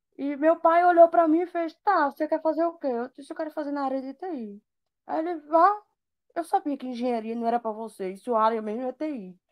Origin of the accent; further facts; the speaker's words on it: Recife, Pernambuco, Brazil; moved away as an adult; now in João Pessoa, Brazil; Eu sou de Recife e agora eu morando em João Pessoa.